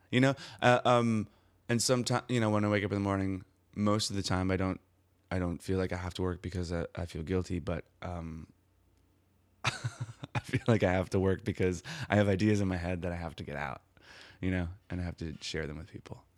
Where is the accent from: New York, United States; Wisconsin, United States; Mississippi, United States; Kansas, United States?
Wisconsin, United States; Milwaukee; I'm from Milwaukee, Wisconsin